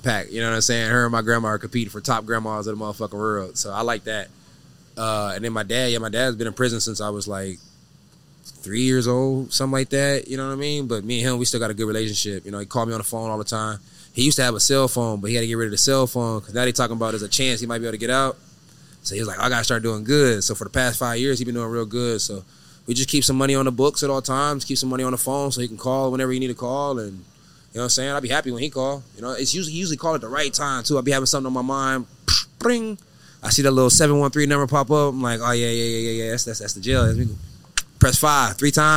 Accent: Ontario, California, United States; also born or lived in Riverside, California; now in Texas, United States; I'm from Ontario, California. Unfortunately, I was born at the Riverside Hospital.

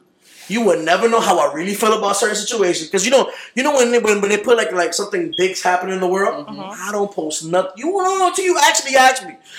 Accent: United States; I'm American

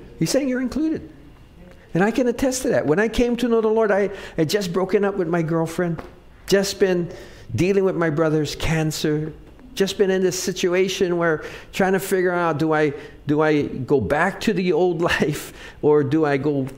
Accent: Wahiawa, Hawaii, United States; I grew up in Wahiwa, so we used to catch tilapia

